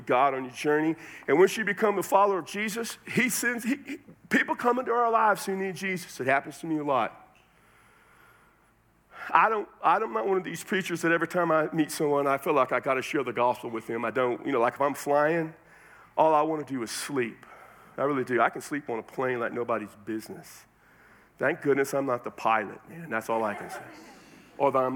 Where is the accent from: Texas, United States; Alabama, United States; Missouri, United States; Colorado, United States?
Texas, United States; San Antonio; now in Las Cruces, United States; I'm from San Antonio, Texas, but right now I live in Las Cruces, New Mexico